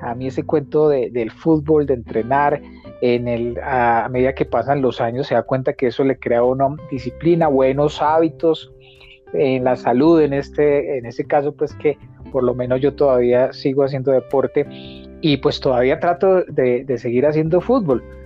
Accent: Manzanares, Caldas, Colombia; now in Manizales, Colombia; Cuando me vine de Manzanares, de la casa de mi mamá

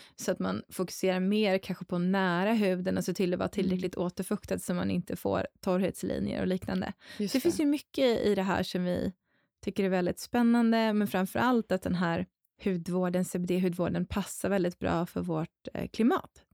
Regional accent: Dalarna County, Sweden; moved away; Mina hemtrakter

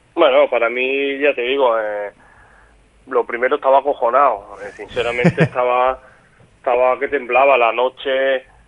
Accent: Málaga, Andalusia, Spain; moved away as an adult; now in Mallorca, Spain; el Málaga es el equipo de mi tierra

